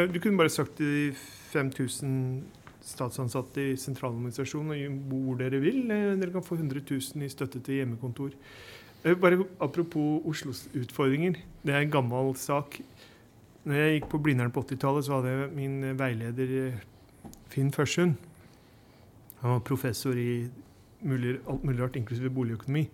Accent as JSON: {"language": "Norwegian", "town": "Bærum", "region": "Akershus", "country": "Norway", "said": "Jeg er fra Snarøy-Bærum"}